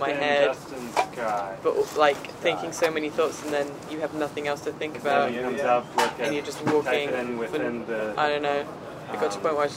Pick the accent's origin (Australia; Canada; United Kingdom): United Kingdom; London; I'm from England, from London.